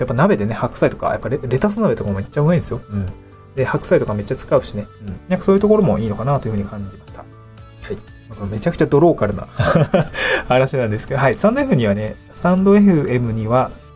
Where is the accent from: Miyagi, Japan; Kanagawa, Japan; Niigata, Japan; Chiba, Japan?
Niigata, Japan; moved away as an adult; also born or lived in Aomori / Tokyo; now in Awaji Island, Japan; 私はあの、新潟に生まれて、え雪国で18年ぐらい暮らして